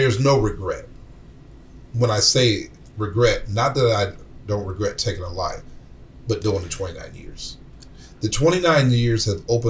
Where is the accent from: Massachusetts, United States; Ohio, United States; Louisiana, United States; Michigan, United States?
Michigan, United States; Flint; I'm from Flint.